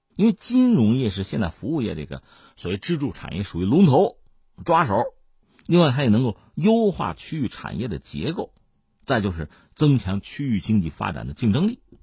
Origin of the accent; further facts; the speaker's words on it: Hebei, China; 我们是河北人嘛